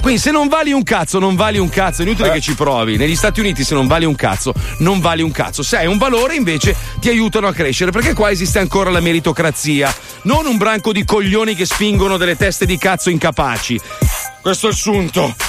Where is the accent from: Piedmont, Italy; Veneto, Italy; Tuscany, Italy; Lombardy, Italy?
Lombardy, Italy; Milan; sono milanese